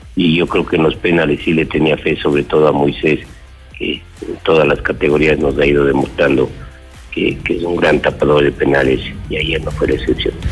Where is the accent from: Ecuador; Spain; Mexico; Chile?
Ecuador; como ecuatorianos